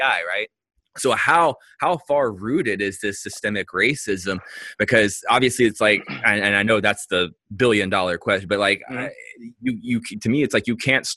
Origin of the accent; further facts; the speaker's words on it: United States; as an American that went through a public school system here